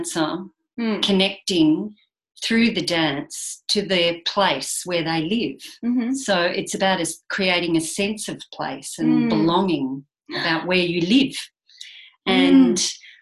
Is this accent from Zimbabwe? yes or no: no; Geelong, Victoria, Australia; being born and bred on the Surf Coast in Geelong